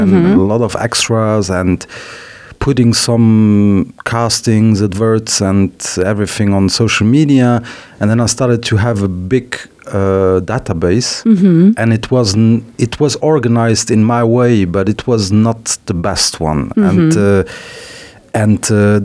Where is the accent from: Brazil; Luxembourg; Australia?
Luxembourg; also born or lived in Paris, France; I'm Portuguese, but I was born in Luxembourg, so 41 years ago. My parents are both Portuguese. They worked here. They still live here. My father went back to Portugal.